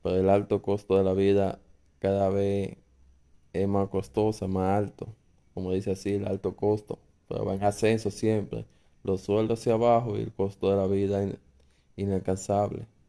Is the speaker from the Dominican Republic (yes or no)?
yes; Dominican Republic; lo que está pasando aquí en mi país, República Dominicana